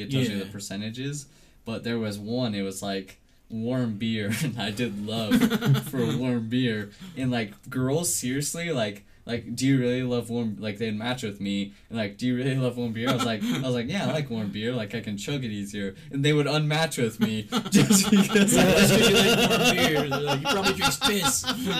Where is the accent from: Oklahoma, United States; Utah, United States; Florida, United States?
Utah, United States; We're from Utah.